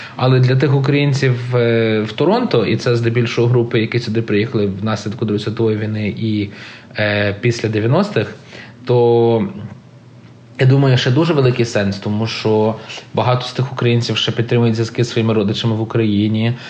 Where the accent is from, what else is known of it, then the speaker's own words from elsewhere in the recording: Canada; Я народився в Канаді. Я не можу скрити факт, що я канадець